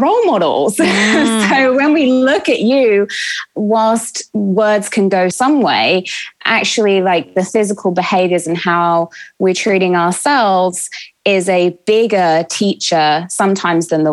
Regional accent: England, United Kingdom; now in Los Angeles, United States; we're in Los Angeles and I'm from England

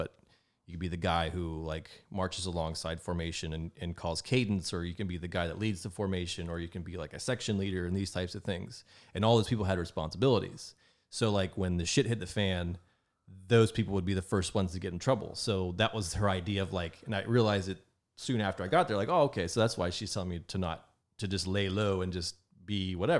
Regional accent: Rayland, Ohio, United States; Well, I grew up on County Road 15, which is our post office was in Rayland, Ohio. So our we were technically in Raylan, but we were kind of out in the country. But yeah, so I grew up close to Steubenville, Ohio.

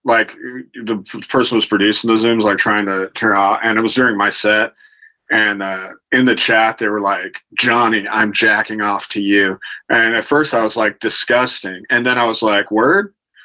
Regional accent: Sacramento, California, United States; also born or lived in Los Angeles; So I was in Sac for a minute, and then I it's my hometown. I love Sac

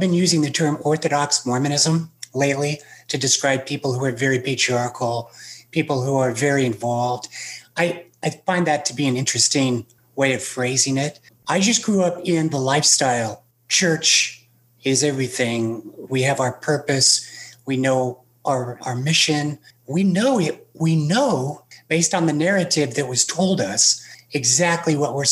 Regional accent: Salt Lake City, Utah, United States; I grew up in Salt Lake City

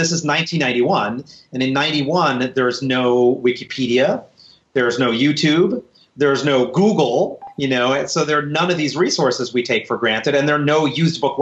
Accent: New York City, New York, United States; I grew up in New York City.

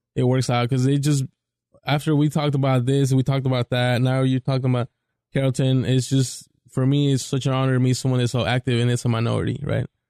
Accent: Mexico City, Mexico; I'm from Mexico City

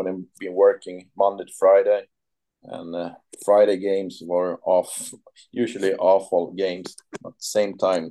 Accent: Surahammar, Västmanland, Sweden; English is a second language; moved away as an adult; now in Gothenburg, Sweden; I'm from Surahammar, but I live in Gothenburg right now.

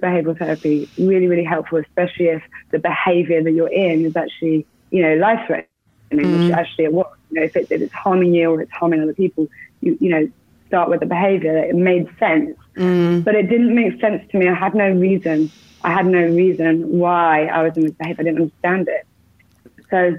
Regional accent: England, United Kingdom; moved away; also born or lived in Bournemouth; I'm English. So I grew up in the UK.

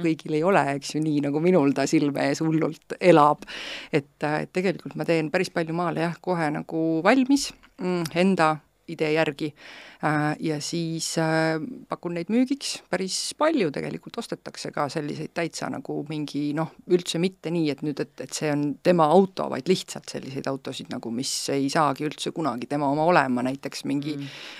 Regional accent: Estonia; ma olen uhke eestlane

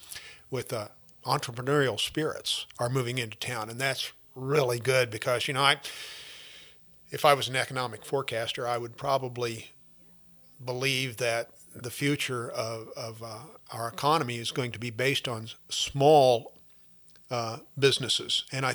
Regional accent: Louisiana, Missouri, United States; moved away as an adult; also born or lived in New Orleans; now in Hannibal, United States; I'm originally a farm boy from Louisiana, Missouri. I grew up down there

